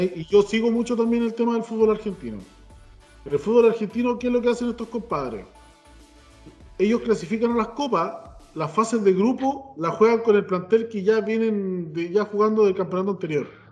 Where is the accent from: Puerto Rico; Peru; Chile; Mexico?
Chile